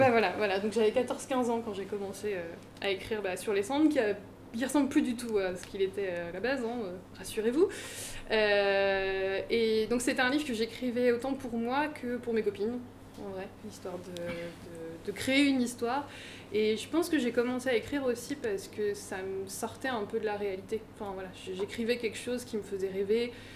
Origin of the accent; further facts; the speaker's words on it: Seine-et-Marne, Île-de-France, France; moved away as an adult; also born or lived in Paris / Vienne; Donc euh, moi j'ai grandi en Seine-et-Marne